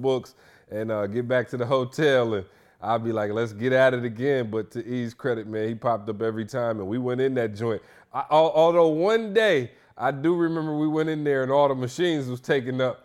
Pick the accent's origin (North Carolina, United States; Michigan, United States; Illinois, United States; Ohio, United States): Michigan, United States; now in Atlanta, United States; I'm from Michigan